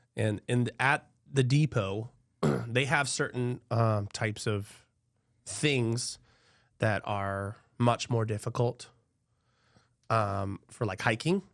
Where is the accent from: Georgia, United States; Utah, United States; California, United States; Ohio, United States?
Georgia, United States; Albany; now in Florida, United States; I'm actually from Georgia. Um, Albany